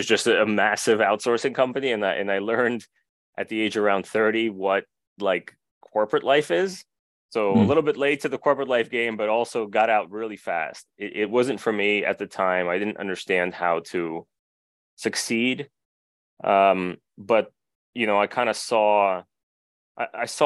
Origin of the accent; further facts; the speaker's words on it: New Jersey, United States; accent: Jersey; also born or lived in Russia; I was born in Russia, and my family moved to the U.S. when I was pretty little. So I did all my school in the U.S. That's why I sound like I'm a Jersey person. I guess I am a Jersey person